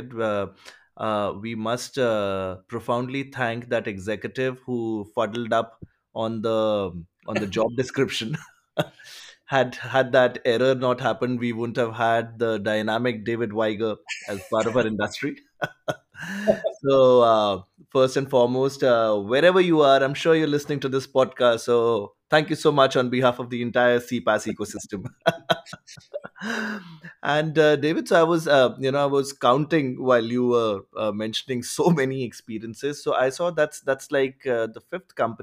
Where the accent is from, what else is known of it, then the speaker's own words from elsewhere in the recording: India; I come from India